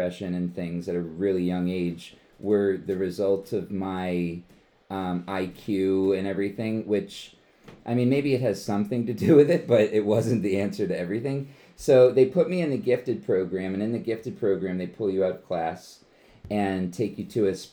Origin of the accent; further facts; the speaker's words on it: Levittown, Pennsylvania, United States; I was born and raised in Bucks County, Pennsylvania. I grew up in Levittown